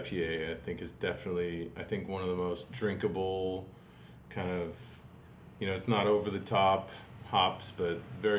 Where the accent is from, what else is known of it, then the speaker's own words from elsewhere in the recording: Portland, Oregon, United States; now in Los Angeles, United States; I grew up in Portland, Oregon.